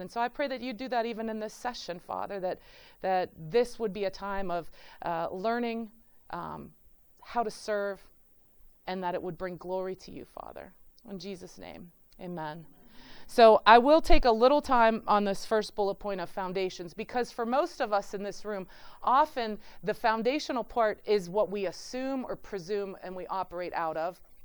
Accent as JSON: {"language": "English", "town": "Pittsburgh", "region": "Pennsylvania", "country": "United States", "moved": "as an adult", "lives_now": "Cleveland, United States", "said": "I'm from, I'm from Pittsburgh."}